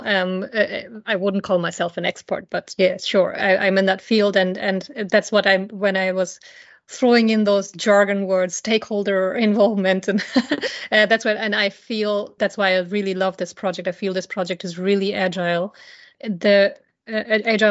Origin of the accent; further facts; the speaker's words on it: India; moved away; I grew up in India